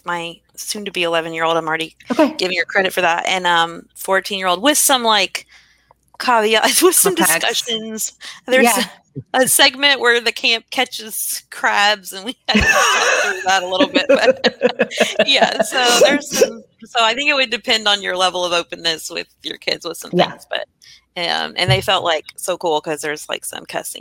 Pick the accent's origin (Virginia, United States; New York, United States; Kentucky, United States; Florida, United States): Kentucky, United States; growing up in Kentucky